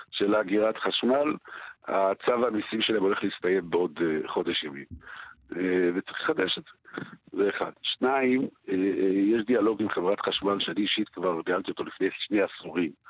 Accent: Jerusalem, Jerusalem District, Israel; אני כירושלמי מכיר את זה משערי צדק בן כרם

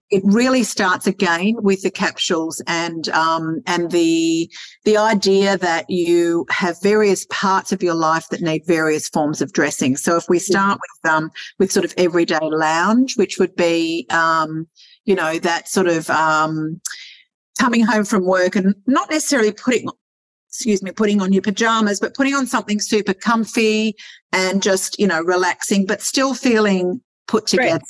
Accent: Sydney, New South Wales, Australia; moved away; I come from Sydney. I was born and born and raised in Sydney

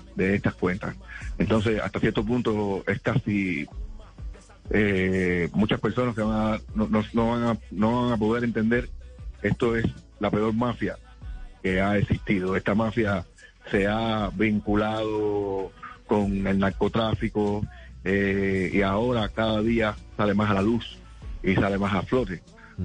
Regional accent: Cuba; born or raised there; moved away as an adult

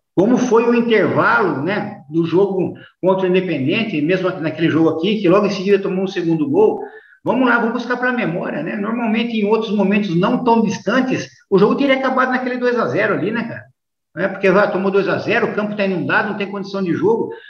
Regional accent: Americana, São Paulo, Brazil; Eu passei por clubes menores em São Paulo, como o Rio Branco da Americana, que é minha cidade natal

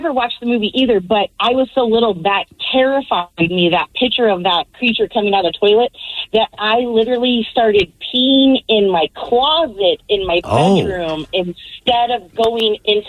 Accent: Arizona, United States; I am from Arizona

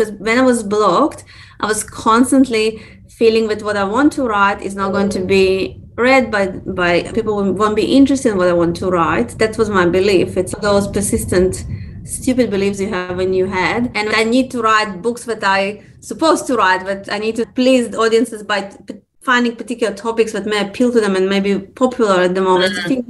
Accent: Russia; born there; also born or lived in Israel / Australia; so I was born in Russia, okay? And in Russia, when you read children's books, they say when the dogs say, Gav. Then I moved to Israel.

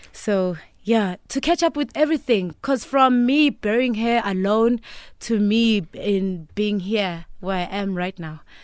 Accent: Duduza, Gauteng, South Africa; also born or lived in Eshowe, KwaZulu-Natal / Empangeni, KwaZulu-Natal; I grew up in the East Rand of Duduza.

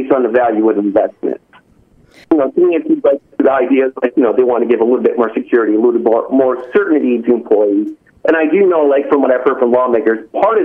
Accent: California, United States; now in Alaska, United States; of course I come from California.

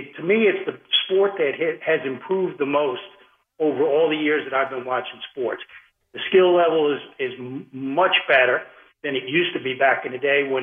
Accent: New York area, United States; now in North Carolina, United States; I grew up in the New York area, and I played all four sports on the street

